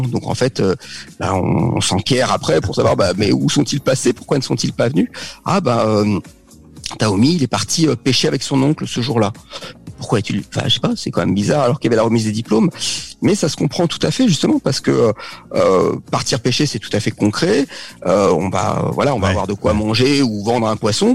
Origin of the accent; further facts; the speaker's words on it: Paris region, Île-de-France, France; moved away as an adult; also born or lived in Normandy / Tours / French Polynesia; now in Bordeaux, France; je suis né en Normandie, j'ai vécu euh, toute ma jeunesse jusqu'au bac en région parisienne.